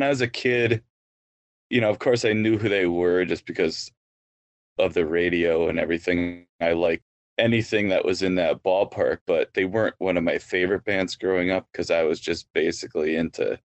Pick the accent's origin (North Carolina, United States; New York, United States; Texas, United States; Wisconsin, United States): Wisconsin, United States; Waukesha; Waukesha, Wisconsin.